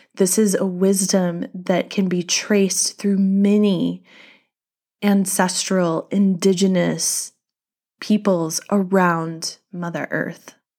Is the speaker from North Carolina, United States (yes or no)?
yes; North Carolina, United States; my home state of North Carolina